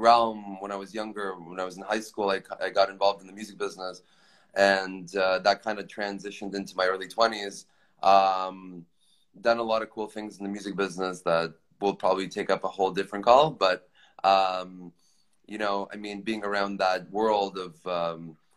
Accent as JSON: {"language": "English", "town": "Toronto", "region": "Ontario", "country": "Canada", "tie": "born or raised there", "moved": "as an adult", "lives_now": "Los Angeles, United States", "said": "I'm from Canada. I grew up there"}